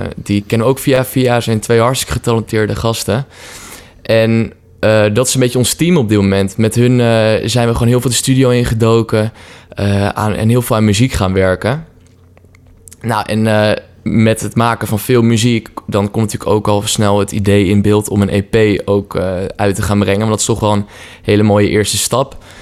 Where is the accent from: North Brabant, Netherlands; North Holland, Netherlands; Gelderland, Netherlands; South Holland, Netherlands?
Gelderland, Netherlands; Apeldoorn; now in Utrecht, Netherlands; we komen allebei oorspronkelijk uit Apeldoorn, waar we zijn opgegroeid